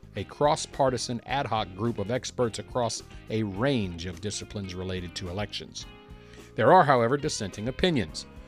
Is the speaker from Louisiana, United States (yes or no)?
yes; Louisiana, United States; I'm from Louisiana